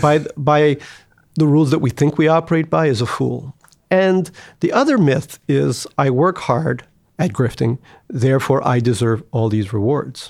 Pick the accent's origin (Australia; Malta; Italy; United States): United States; growing up in America.